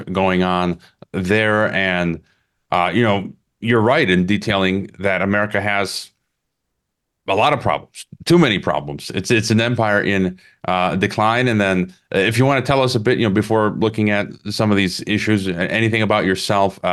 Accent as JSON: {"language": "English", "region": "Illinois", "country": "United States", "tie": "born or raised there", "moved": "yes", "lives_now": "Mexico", "said": "I was born in Illinois, U.S. citizen"}